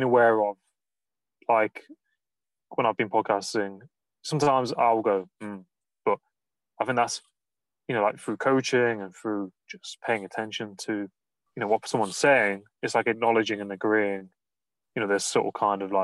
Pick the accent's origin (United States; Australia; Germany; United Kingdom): United Kingdom; Nottingham, East Midlands; I'm from Nottingham, and some of the words I pronounce, we drop the A's and the G's and the H's sometimes in the words.